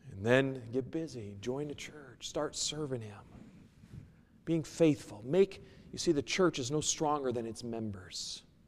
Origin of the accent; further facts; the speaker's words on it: United States; moved away; also born or lived in Seattle / New York; I'm originally from the States